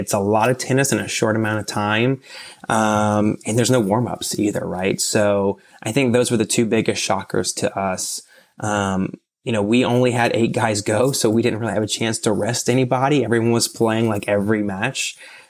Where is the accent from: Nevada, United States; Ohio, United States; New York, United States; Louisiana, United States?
Louisiana, United States; Yeah, I'm from Louisiana, so it was pretty cool in my opinion.